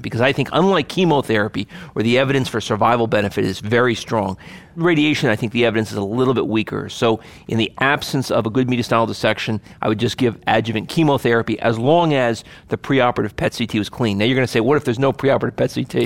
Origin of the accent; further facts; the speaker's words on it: Hackensack, New Jersey, United States; I grew up in Hack and Sack, so that's what I say